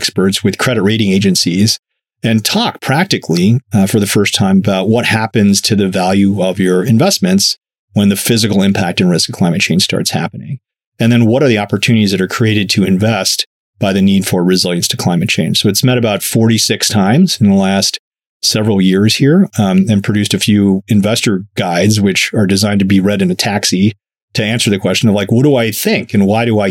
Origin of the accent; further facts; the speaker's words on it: Chicago, Illinois, United States; I'm a kid from Chicago